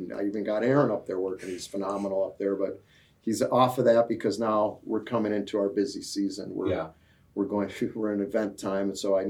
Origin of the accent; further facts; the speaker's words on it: Ozaukee, Wisconsin, United States; a kid growing up in Ozaki